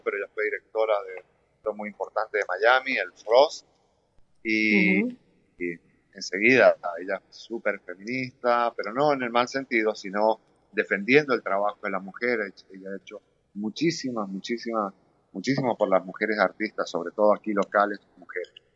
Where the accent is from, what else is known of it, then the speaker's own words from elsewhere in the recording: Mendoza, Argentina; also born or lived in Europe / United States; now in Doral, United States; yo me fui de Mendoza muy joven